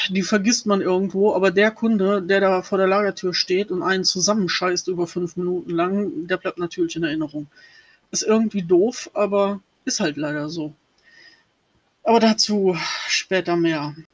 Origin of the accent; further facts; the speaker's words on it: Rhineland-Palatinate, Germany; born there; Ich bin 78 ähm, geboren worden in der Nähe vom Lacher See im Sternzeichen Zwillinge.